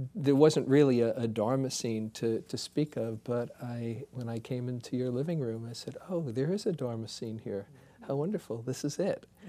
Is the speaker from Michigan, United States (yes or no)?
no; New York City, New York, United States; moved away; I was from Queens